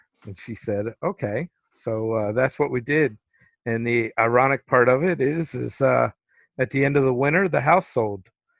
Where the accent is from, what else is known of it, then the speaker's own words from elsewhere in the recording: Pennsylvania, United States; I was in central Pennsylvania, right outside of Harrisburg.